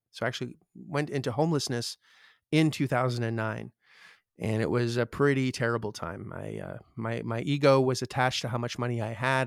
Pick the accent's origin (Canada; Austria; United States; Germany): Canada; I'm Canadian